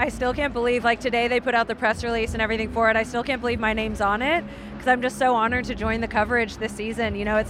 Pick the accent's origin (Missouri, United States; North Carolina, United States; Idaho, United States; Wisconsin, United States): Missouri, United States; Kansas City; now in London, United Kingdom; I'm from Kansas City